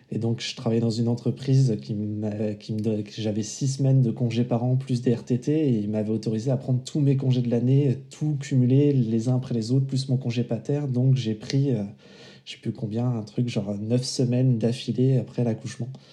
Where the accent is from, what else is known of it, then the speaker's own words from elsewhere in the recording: Vendée, Pays de la Loire, France; moved away as an adult; also born or lived in Paris; now in La Rochelle, France; je suis originaire de Vendée